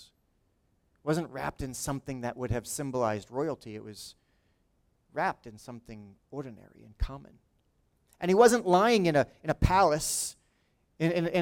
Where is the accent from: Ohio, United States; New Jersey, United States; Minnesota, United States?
New Jersey, United States; Lawrence Township; he went to my high school 10 years before I was there